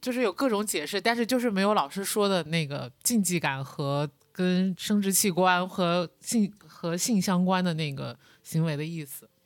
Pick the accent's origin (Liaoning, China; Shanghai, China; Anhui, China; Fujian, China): Anhui, China; 我老家是安徽